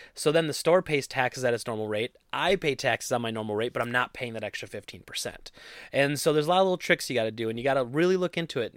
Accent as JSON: {"language": "English", "region": "Wisconsin", "country": "United States", "said": "I'm from Wisconsin"}